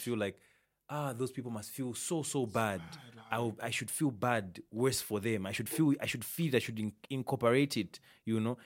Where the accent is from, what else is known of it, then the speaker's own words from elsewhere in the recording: Isoka, Muchinga Province, Zambia; I'm from, like, Muchinga, Isoka, Nika